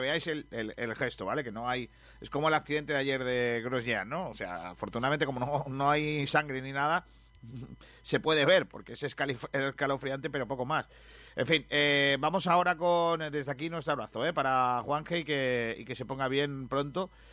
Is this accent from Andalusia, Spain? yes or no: yes; Rincón de la Victoria, Andalusia, Spain; mi pueblo en Rincón de la Victoria